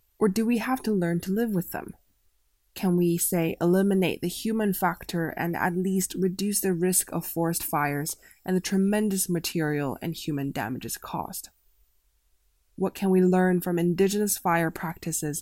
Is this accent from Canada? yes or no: yes; Canada; Canada, my home country